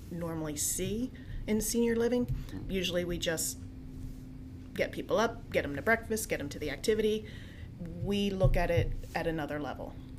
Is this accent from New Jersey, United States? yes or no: yes; New Jersey, United States; now in Coatesville, United States; I'm a Jersey girl.